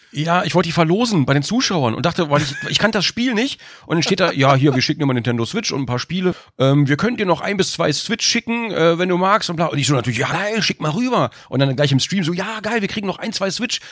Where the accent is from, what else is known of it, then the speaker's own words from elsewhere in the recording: Germany; als Deutscher